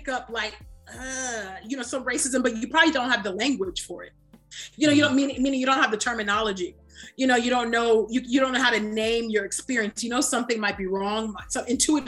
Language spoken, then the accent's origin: English; California, United States; my own social location as West African, although born and raised in California, first gen